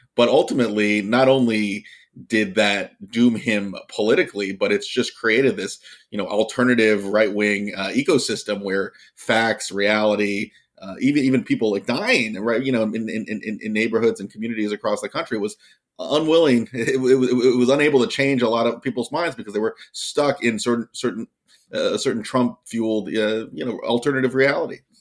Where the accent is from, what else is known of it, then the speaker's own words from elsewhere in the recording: Virginia, United States; my home state of Virginia